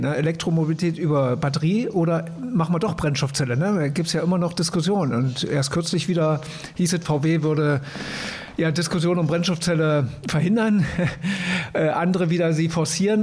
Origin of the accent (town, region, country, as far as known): Germany